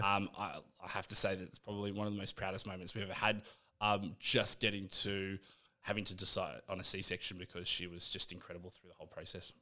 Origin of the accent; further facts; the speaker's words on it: Canberra, Australian Capital Territory, Australia; I grew up in Canberra